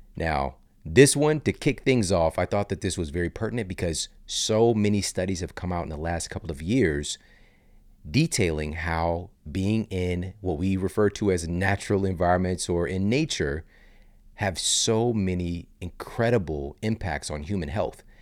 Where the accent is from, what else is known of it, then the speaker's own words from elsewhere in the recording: St. Louis, Missouri, United States; moved away as an adult; now in Los Angeles, United States; I live in L A now from the Midwest. I'm from Saint Louis. So I grew up going on trips with my family